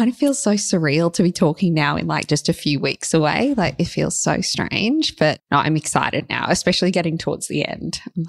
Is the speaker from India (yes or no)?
no; Gold Coast, Queensland, Australia; moved away as an adult; also born or lived in Los Angeles, United States / London, United Kingdom; now in Sydney, Australia; I grew up on the Gold Coast. I went to school there for 12 years and then I started university at Bond on the Gold Coast.